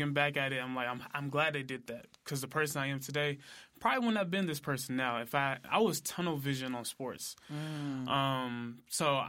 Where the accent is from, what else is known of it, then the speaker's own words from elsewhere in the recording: Memphis, Tennessee, United States; also born or lived in Collierville, Tennessee / Germantown, Tennessee; I was born and raised in Memphis, Tennessee